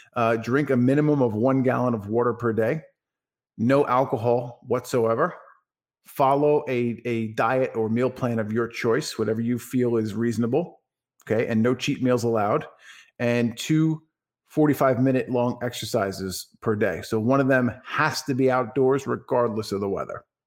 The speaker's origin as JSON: {"language": "English", "town": "Franklin Square", "region": "New York", "country": "United States", "tie": "born or raised there", "also_born_or_lived": "West Islip, New York", "moved": "as an adult", "lives_now": "Dallas, Texas, United States", "said": "I was born and raised in Franklin Square, New York, on Long Island"}